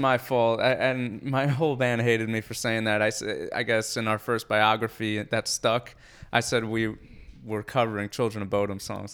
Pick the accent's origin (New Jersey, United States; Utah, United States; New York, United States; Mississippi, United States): New Jersey, United States; Edison; I'm from Edison, New Jersey, so Central New Jersey